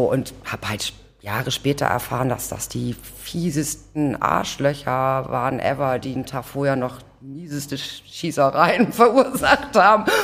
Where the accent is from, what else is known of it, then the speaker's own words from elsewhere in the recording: Hamburg, Germany; Ich bin tatsächlich geboren in Othmarschen, dann Blankenese Othmarschen äh, hin und her gezogen, dann ähm, genau und dann zum Schluss Rissen